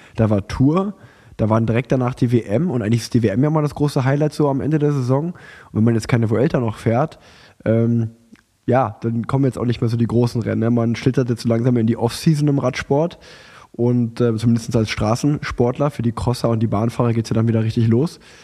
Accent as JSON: {"language": "German", "town": "Unna", "region": "North Rhine-Westphalia", "country": "Germany", "tie": "born or raised there", "moved": "yes", "lives_now": "Cologne, Germany", "said": "nach Unna gefahren, in meine alte Heimat"}